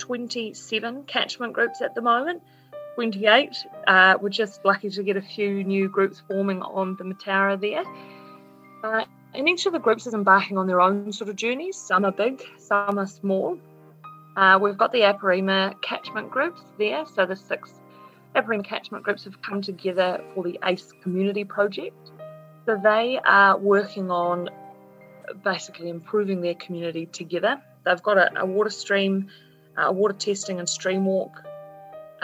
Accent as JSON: {"language": "English", "region": "Southland", "country": "New Zealand", "said": "it's New Zealand and it's Southland and we're a caring bunch to start off"}